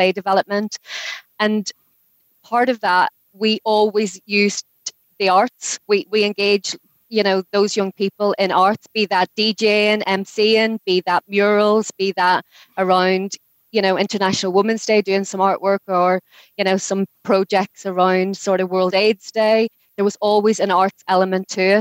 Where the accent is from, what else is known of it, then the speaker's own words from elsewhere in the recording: Derry, Northern Ireland, United Kingdom; moved away as an adult; also born or lived in Newcastle upon Tyne; I came over to England from Derry when I was 18